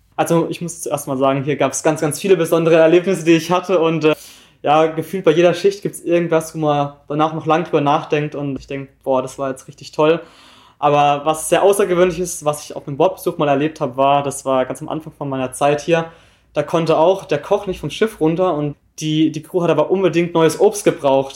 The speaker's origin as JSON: {"language": "German", "town": "Wittenweier", "region": "Baden-Württemberg", "country": "Germany", "moved": "as an adult", "lives_now": "Hamburg, Germany", "said": "komme aus Wittenweier. Das ist ein kleines Dorf in der Nähe von Freiburg im Breisgau, also ich komme ganz aus dem Süden"}